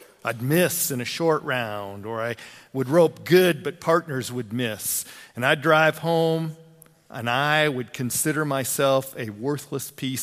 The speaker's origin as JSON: {"language": "English", "town": "LaGrange", "region": "Wyoming", "country": "United States", "tie": "born or raised there", "also_born_or_lived": "Mitchell", "moved": "yes", "said": "I grew up over in LaGrange, Wyoming"}